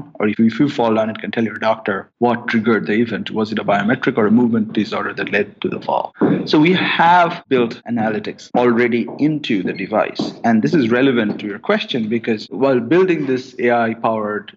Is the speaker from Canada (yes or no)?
no; India; moved away as an adult; I grew up in India